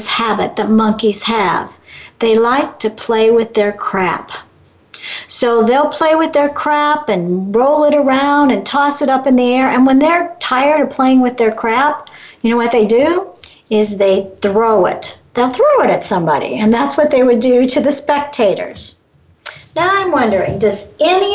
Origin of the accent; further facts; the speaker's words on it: Chicago, Illinois, United States; moved away; I come from Chicago originally